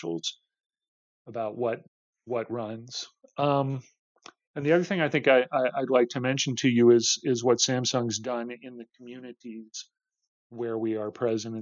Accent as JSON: {"language": "English", "town": "Austin", "region": "Texas", "country": "United States", "tie": "born or raised there", "said": "Austin, Texas, my hometown"}